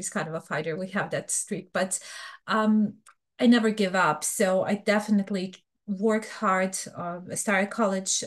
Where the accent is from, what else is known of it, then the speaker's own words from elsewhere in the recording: Bosnia & Herzegovina; English is a second language; moved away as an adult; also born or lived in Serbia; now in United States; I am originally from Bosnia. I was born in Bosnia, but I'm Serbian by ethnicity